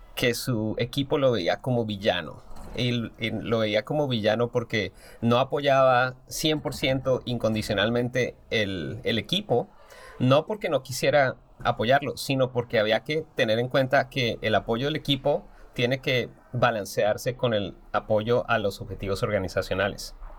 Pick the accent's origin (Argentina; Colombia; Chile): Colombia; moved away as an adult; also born or lived in Kansas, United States; now in United States; soy diseñador industrial colombiano, pero llevo toda mi práctica profesional en los Estados Unidos.